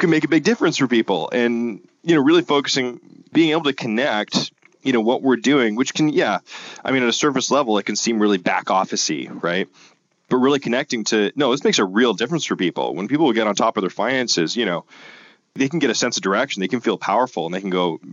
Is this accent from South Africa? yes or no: no; Canada; because we're Canadian, right? North of the border